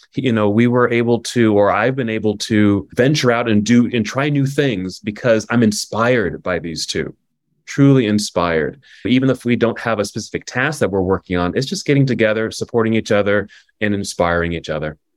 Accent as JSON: {"language": "English", "town": "Oakland", "region": "California", "country": "United States", "moved": "yes", "lives_now": "Salt Lake City, United States", "said": "I'm from Oakland, California"}